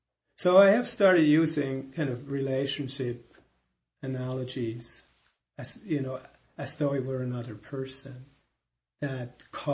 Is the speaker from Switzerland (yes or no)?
yes; Switzerland; first language German; English is a second language; Because in German, which is my mother tongue, Swiss, it is die Erde.